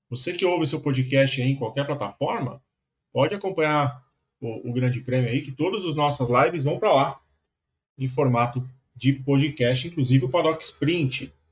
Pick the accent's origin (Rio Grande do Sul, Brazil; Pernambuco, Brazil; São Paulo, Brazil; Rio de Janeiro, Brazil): São Paulo, Brazil; Minha quebrada. Minha goma. Não moro mais lá, mas cresci no Tucuruvi.